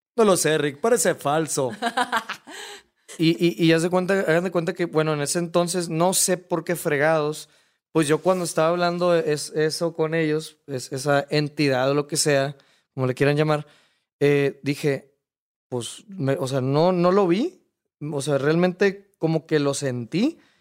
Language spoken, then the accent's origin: Spanish; Hermosillo, Sonora, Mexico; yo soy de Hermosillo